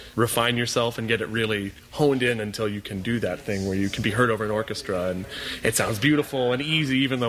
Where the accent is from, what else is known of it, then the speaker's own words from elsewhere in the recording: Kenosha, Wisconsin, United States; I am a tenor from Kenosha, Wisconsin.